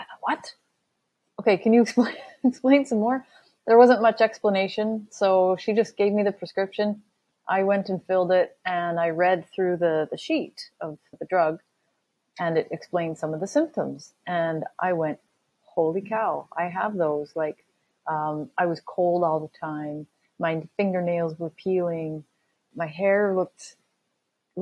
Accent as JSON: {"language": "English", "country": "Canada", "said": "I'm from Canada."}